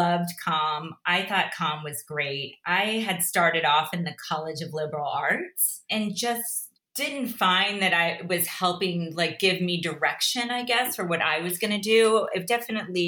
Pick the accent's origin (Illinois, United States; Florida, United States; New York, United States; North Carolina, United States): Florida, United States; North Palm Beach; moved away as an adult; also born or lived in Brigantine, New Jersey / Boston / Los Angeles; now in Chicago, United States; I grew up in North Palm Beach